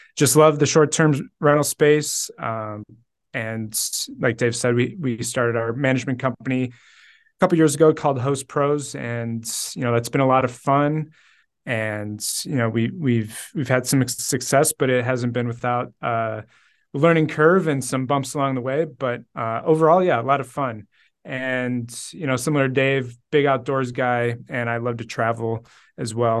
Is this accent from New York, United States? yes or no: no; Cleveland, Ohio, United States; born and raised in Cleveland